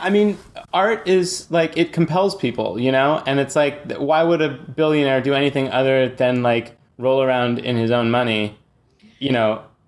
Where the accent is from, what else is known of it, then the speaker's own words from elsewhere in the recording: San Francisco, California, United States; I'm actually from, uh, grimy San Francisco. I grew up in Haight Ashbury